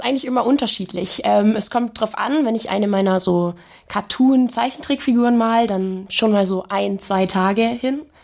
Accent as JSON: {"language": "German", "town": "Augsburg", "region": "Bavaria", "country": "Germany", "said": "Bei uns in Augsburg zum Beispiel, da komme ich ja her"}